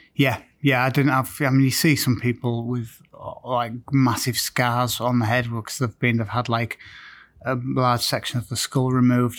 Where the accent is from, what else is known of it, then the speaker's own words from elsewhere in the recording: Scarborough, Yorkshire and the Humber, United Kingdom; also born or lived in Manchester; my hometown of Scarborough